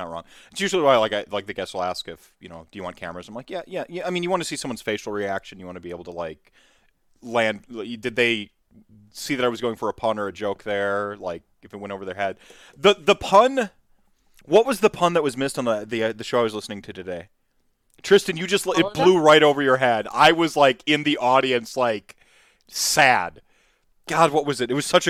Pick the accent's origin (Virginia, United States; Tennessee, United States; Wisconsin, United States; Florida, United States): Wisconsin, United States; See, I'm from Wisconsin, and our most Wisconsin sort of known show, you got Happy Days